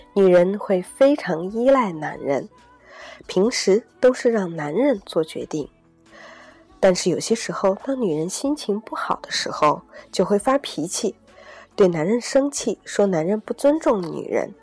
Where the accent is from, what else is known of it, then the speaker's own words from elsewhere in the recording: China; 对于我们中国人来说，我们从小长大可能把更多的时间和精力用在了如何考出一个更高的成绩